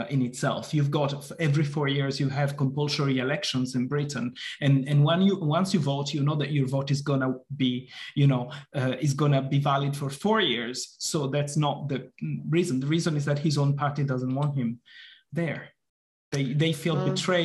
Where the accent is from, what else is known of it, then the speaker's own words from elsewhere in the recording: Italy; moved away; I come from Italy